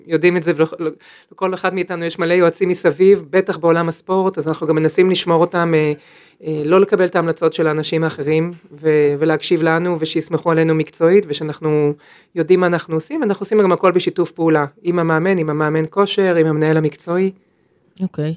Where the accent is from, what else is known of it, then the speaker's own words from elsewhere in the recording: Upper Galilee, Northern District, Israel; moved away; also born or lived in Jerusalem; אני במקור מהגליל העליון